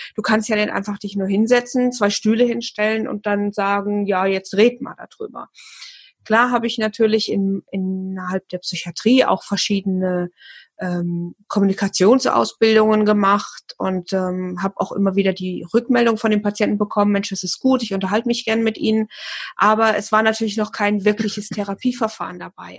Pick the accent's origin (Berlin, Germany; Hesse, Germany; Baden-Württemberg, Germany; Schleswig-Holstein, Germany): Hesse, Germany; near Fulda; Ich komme aus dem schönen Hessen und zwar äh, aus der Nähe von Fulda